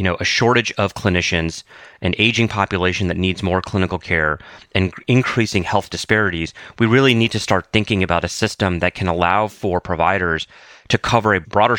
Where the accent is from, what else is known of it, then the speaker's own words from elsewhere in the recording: the Carolinas, United States; I grew up in the Carolinas